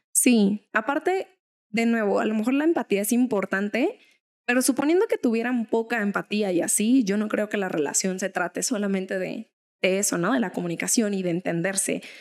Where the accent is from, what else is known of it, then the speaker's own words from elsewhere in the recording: Mexico; a los mexas que nos han señalado como con algún estereotipo mexa